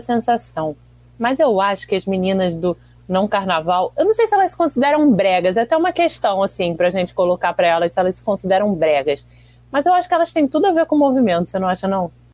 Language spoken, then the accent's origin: Portuguese; Rio de Janeiro, Brazil; eu que sou daqui, nascida e criada no Rio